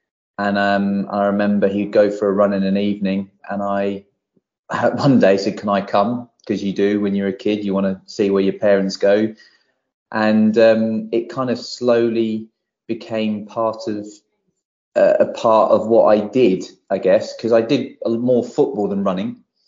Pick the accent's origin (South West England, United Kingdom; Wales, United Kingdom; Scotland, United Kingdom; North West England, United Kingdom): North West England, United Kingdom; Barrow-in-Furness; born there; also born or lived in Poole; So I was born in Barrow Furness, which is where my dad's side of the family all still live and from, and that's where my love for my football team comes from. And we bounced around until I was nearly 10.